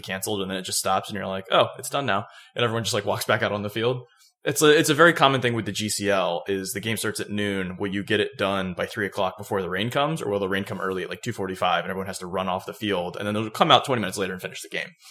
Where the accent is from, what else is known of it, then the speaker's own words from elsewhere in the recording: Florida, United States; now in Georgia, United States; growing up in Florida